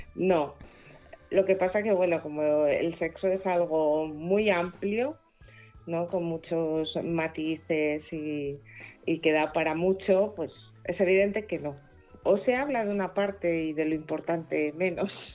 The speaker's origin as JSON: {"language": "Spanish", "region": "Asturias", "country": "Spain", "accent": "Asturian", "said": "se me va el acento asturiano"}